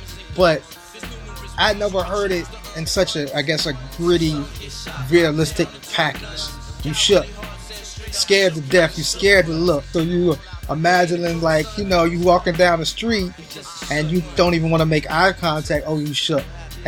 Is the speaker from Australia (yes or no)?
no; Chicago, Illinois, United States; You know, I'm coming from Chicago, and so for me, I'm searching for a place that I'm more familiar with.